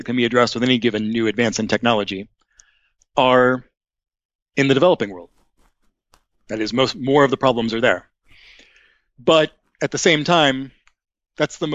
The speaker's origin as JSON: {"language": "English", "country": "United States", "tie": "born or raised there", "also_born_or_lived": "Seattle, Washington / Portland, Oregon", "moved": "yes", "lives_now": "Massachusetts, United States", "said": "So I'm from the West Coast. I grew up in Seattle and Portland."}